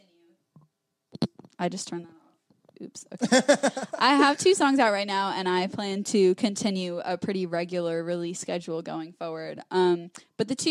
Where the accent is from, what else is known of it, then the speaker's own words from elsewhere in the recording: New York, United States; a highway that goes through my hometown